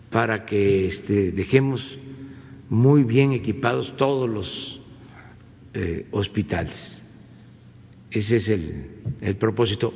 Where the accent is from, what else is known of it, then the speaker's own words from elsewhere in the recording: Mexico; mi pueblo